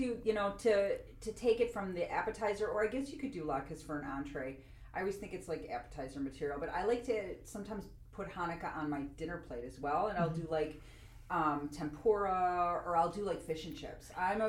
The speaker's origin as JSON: {"language": "English", "country": "United States", "said": "I just like flour because I'm American."}